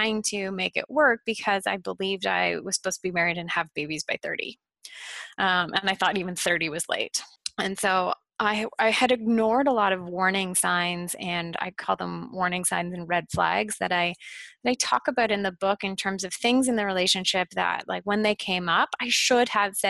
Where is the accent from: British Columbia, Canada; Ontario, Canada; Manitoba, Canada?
Ontario, Canada; Ottawa; also born or lived in Toronto; I moved from Toronto back to my hometown of Ottawa